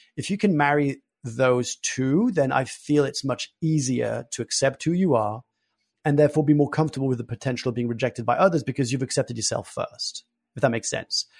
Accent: France; I was born and raised in France

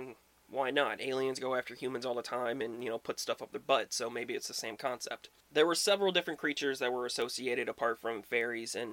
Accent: Midwest, United States; where I grew up in the Midwest

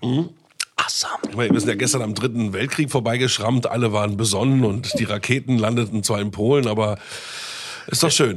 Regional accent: Bielefeld, North Rhine-Westphalia, Germany; now in Berlin, Germany; ich komme ja aus Bielefeld, da war ich schon Jahre in Berlin

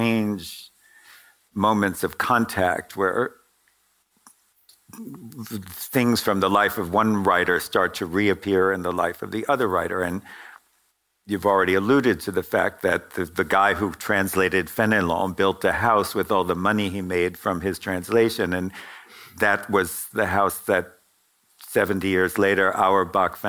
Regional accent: New York, United States; I grew up in New York, and my family members died in the Holocaust

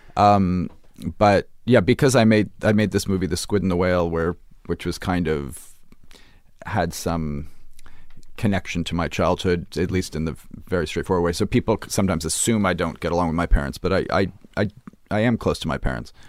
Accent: Brooklyn, New York, United States; I grew up in Brooklyn

